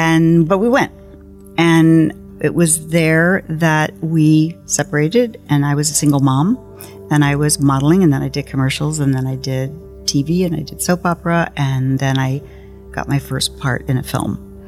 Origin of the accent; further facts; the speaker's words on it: Ferguson, Missouri, United States; So I grew up in Ferguson, Missouri, North County, St. Louis, and went to University of Missouri, Columbia.